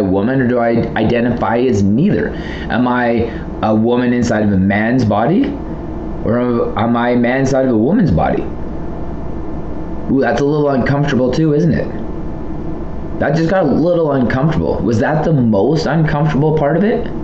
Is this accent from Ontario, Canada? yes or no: no; Southern Alberta, Canada; I'm from Southern Alberta